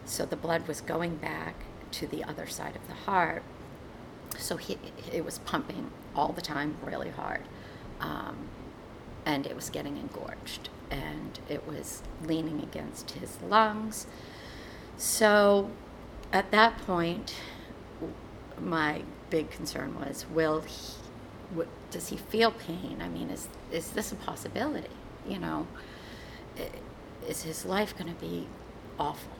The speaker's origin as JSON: {"language": "English", "region": "Massachusetts", "country": "United States", "tie": "born or raised there", "also_born_or_lived": "Maine", "moved": "yes", "said": "I grew up in Massachusetts, and you know, my family was still in Massachusetts"}